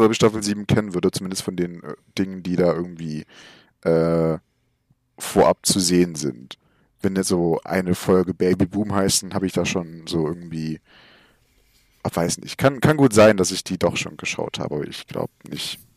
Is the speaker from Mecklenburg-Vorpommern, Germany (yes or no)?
no; Saxony, Germany; Ich komme aus Sachsen, so, da ist es alles ein bisschen schwieriger mit der Polizei hier.